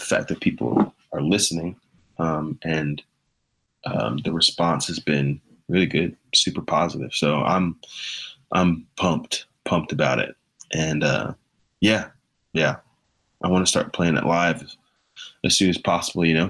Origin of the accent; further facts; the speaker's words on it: Missouri, United States; also born or lived in Nashville, Tennessee; now in Phoenix, United States; growing up in Missouri